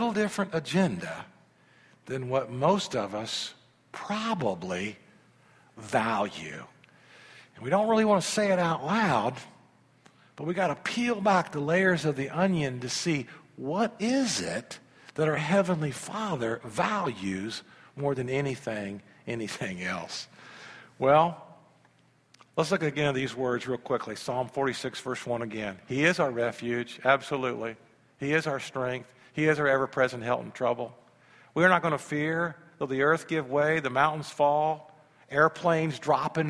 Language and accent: English; United States; as an American Christian